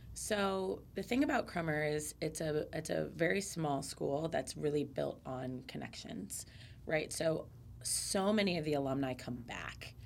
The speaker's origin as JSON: {"language": "English", "region": "Central Florida", "country": "United States", "tie": "born or raised there", "said": "growing up in Central Florida"}